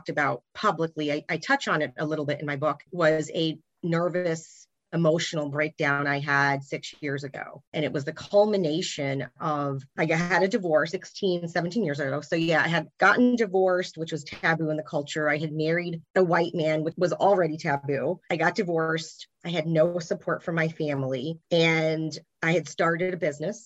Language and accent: English; the South, United States; a first generation Indian woman born and raised in the South